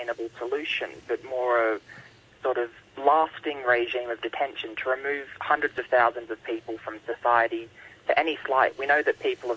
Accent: Australia; I'm from Australia

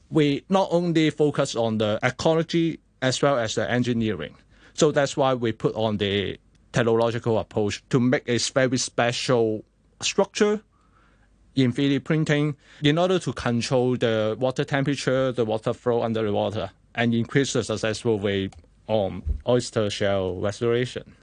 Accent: Hong Kong; as a Hong Kongers

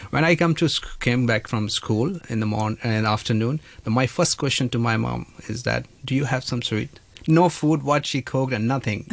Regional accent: western Uttar Pradesh, India; moved away as an adult; now in Hong Kong; I'm from India. I'm from north part of India. Uh, mm-hmm. the, state is Uttar Pradesh. So in western part of Uttar Pradesh, I'm there

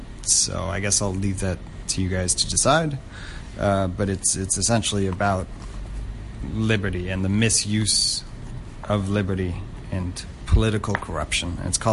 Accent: Hong Kong; It's an interesting thing happens as a third culture kid growing up in Hong Kong, which is that you never really feel too connected to where you're from

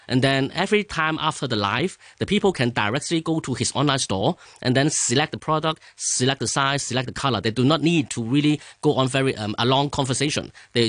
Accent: Hong Kong; English is a second language; Okay, so actually I'm grown from Hong Kong and an engineering background.

